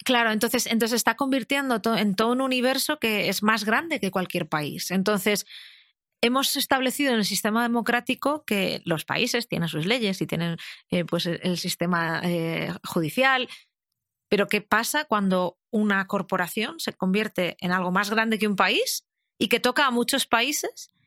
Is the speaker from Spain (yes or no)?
yes; Madrid, Community of Madrid, Spain; soy una madrileña de 38 años